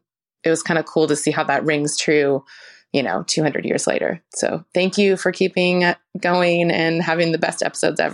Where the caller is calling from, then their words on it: Springfield, Oregon, United States; I'm listening from Springfield, Oregon.